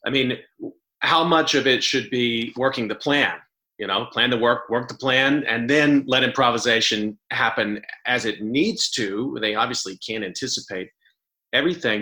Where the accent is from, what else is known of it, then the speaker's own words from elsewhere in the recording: Texas, United States; I grew up in Texas